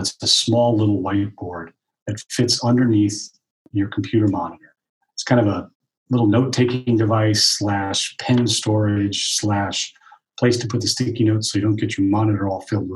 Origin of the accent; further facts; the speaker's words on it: East Coast, United States; I'm from the East Coast